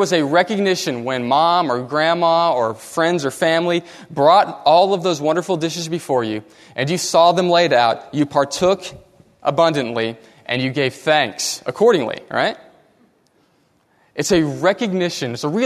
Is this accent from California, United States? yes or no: no; Katy, Texas, United States; I grew up in Katy